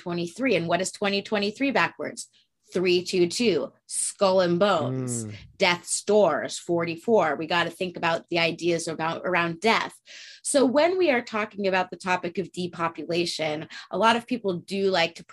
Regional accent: Santa Barbara, California, United States; there was a statue that I grew up with in Santa Barbara

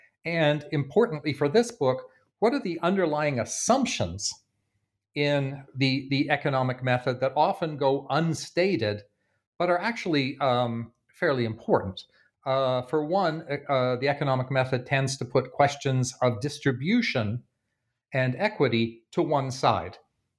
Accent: Bloomington, Indiana, United States; There was an interesting case in my hometown of Bloomington, Indiana, over the past month

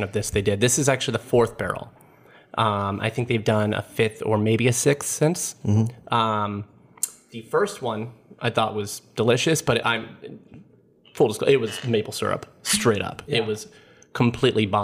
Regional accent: Brooklyn, Indiana, United States; we are from the same hometown in Indiana

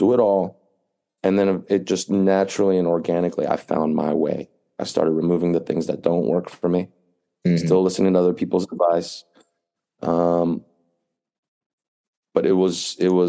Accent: East Coast, United States; moved away as an adult; now in California, United States; I grew up on the East Coast. I'm familiar with the East Coast

